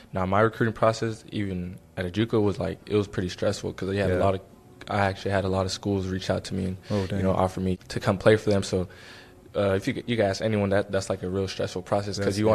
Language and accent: English; Soledad, California, United States; moved away as an adult; now in Fresno, United States; High school, it was good, you know, growing up in Soledad